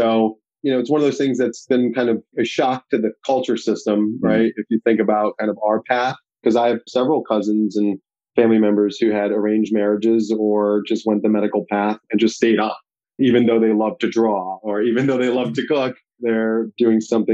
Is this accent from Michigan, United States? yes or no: no; Darien, Illinois, United States; moved away as an adult; also born or lived in England / Kerala, India; now in Bethesda, Maryland, United States; I was born in England in the UK, lived there till I was about 7 years old, then moved from there to Chicago, then the southwest suburbs of Chicago, actually called Darien.